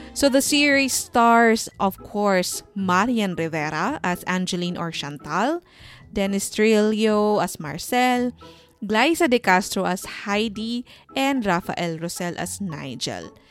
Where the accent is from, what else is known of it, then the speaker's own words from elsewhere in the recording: Philippines; as a Filipino or a teleserye fan